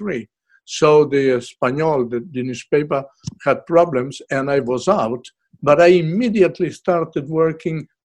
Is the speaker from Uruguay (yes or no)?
yes; Uruguay; moved away as an adult; now in Australia; I am from Uruguay in South America